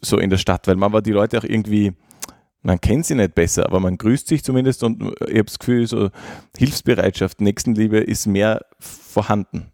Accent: Gratwein-Straßengel, Styria, Austria; also born or lived in Graz; ich bin dann wieder rausgezogen in, in meinen Heimatort im Norden von Graz, nach Gradweinstraß-Engel

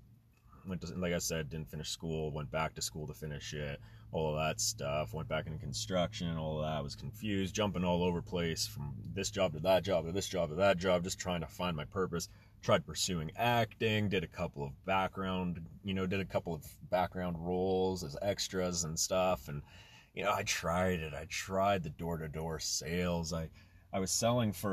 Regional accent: Canada; also born or lived in Germany; I was born in Germany, moved to Canada at a very young age

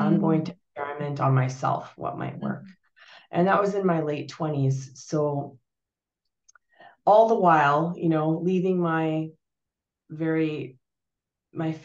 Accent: Canada; also born or lived in Portugal; My family, we're Portuguese. I was born in Portugal, and we emigrated to Canada in the early 80s. No, late 70s

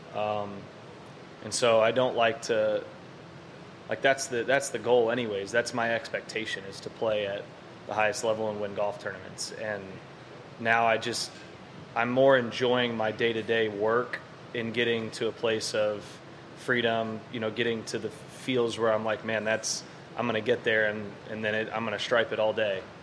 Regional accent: Dallas, Texas, United States; born or raised there

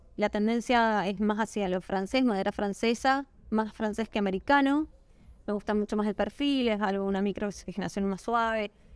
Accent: Mendoza, Argentina; moved away as an adult; now in San Juan, Argentina; soy mendocina, hace 6 años y medio que vivo en la provincia de San Juan

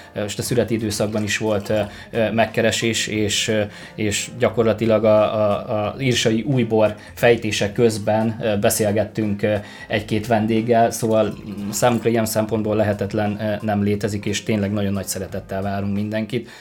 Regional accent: Borsod-Abaúj-Zemplén, Hungary; moved away; én Borsodabói Zemplén megyéből származom

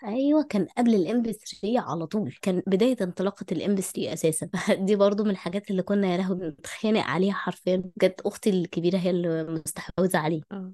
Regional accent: Egypt; عندنا في مصر

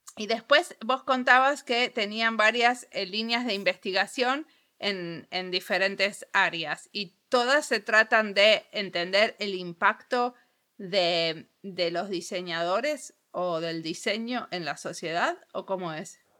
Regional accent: Argentina; soy argentina

